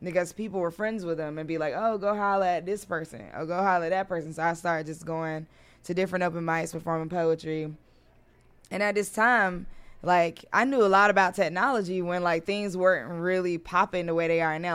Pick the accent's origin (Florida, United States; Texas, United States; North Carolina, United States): North Carolina, United States; Durham; moved away as an adult; now in Washington, D.C., United States; I'm from North Carolina originally